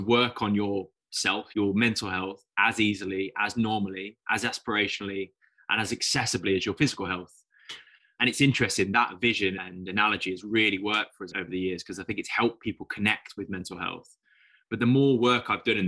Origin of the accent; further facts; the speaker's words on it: the Midlands, England, United Kingdom; I'm coming from the Midlands in the UK, in England